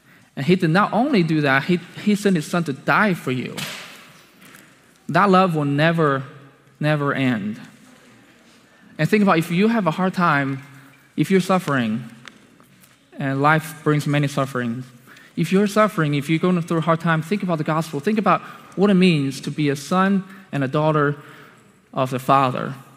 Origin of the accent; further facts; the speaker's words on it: China; moved away; I came from China